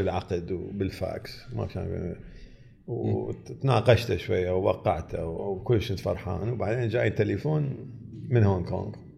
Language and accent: Arabic; Iraq; moved away as an adult; also born or lived in United States; انا تخرجت من امريكا وقاعد بنصهم وعراقي